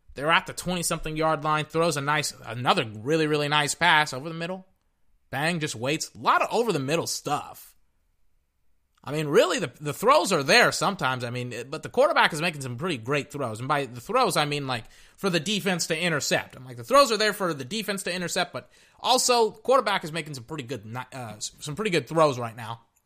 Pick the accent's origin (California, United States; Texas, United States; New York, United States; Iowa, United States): Texas, United States; I'm from Texas